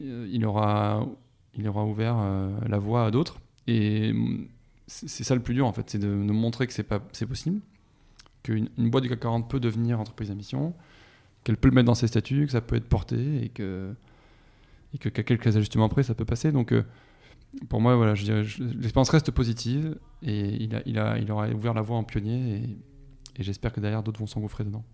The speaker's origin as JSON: {"language": "French", "town": "Toulouse", "region": "Occitania", "country": "France", "tie": "born or raised there", "also_born_or_lived": "Paris", "moved": "as an adult", "said": "je suis de Toulouse à l'origine, je suis toulousain, j'ai passé 20 ans"}